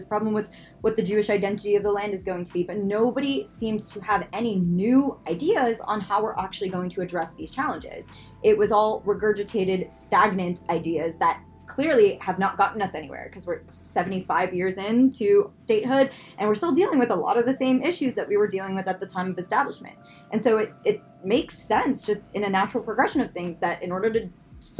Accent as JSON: {"language": "English", "country": "Canada", "tie": "born or raised there", "said": "growing up in Canada"}